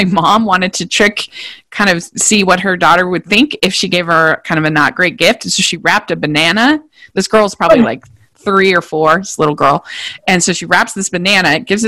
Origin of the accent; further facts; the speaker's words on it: Maryland, United States; I grew up in Maryland